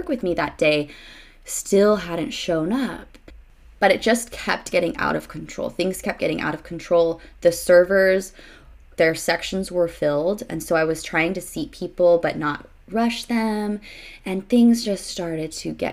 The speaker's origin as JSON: {"language": "English", "region": "Arizona", "country": "United States", "moved": "as an adult", "said": "I was from Arizona."}